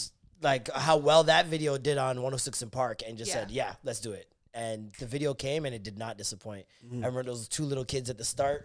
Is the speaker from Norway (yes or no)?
no; Canada; as a Canadian